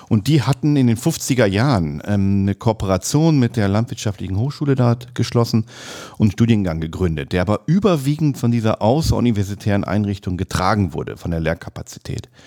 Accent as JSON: {"language": "German", "region": "Lower Saxony", "country": "Germany", "tie": "born or raised there", "said": "und dann habe ich auch in meiner Heimat Südoldenburg eben angefangen, erst schwarzangelnd"}